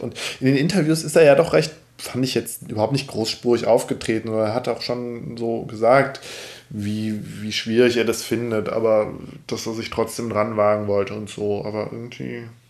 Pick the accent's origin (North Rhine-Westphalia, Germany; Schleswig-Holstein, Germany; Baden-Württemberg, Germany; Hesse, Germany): North Rhine-Westphalia, Germany; Cologne; ich bin ja ein Kölner